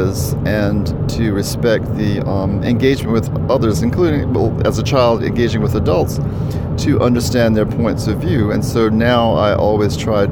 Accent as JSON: {"language": "English", "town": "Sumter", "region": "South Carolina", "country": "United States", "tie": "born or raised there", "first_language": "English", "said": "I'm from Sumter, South Carolina, and I was born in Sumter and attended school there"}